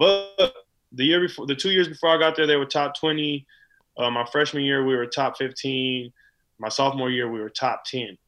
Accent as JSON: {"language": "English", "region": "California", "country": "United States", "said": "I'm from California"}